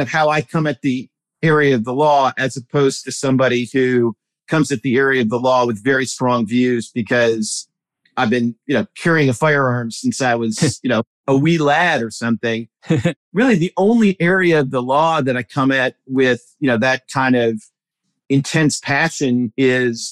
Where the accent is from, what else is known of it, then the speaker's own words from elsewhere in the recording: Milwaukee, Wisconsin, United States; now in Alexandria, United States; I grew up in Milwaukee suburbs